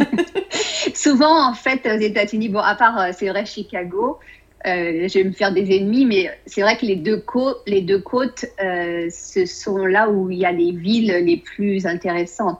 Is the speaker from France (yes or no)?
yes; France; moved away as an adult; now in Austin, United States; en tant que française